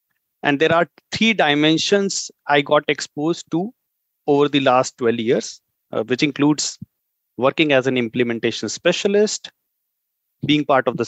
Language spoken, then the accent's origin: English; Faridabad, Haryana, India; I come from India. Within India, I come from a city called Faridabad, which is very close to the capital of India. It's known for its extreme weather.